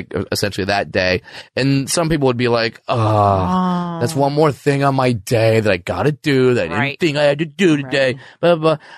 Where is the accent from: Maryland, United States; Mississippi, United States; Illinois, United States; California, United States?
California, United States; Orange County; I grew up in Orange County, California.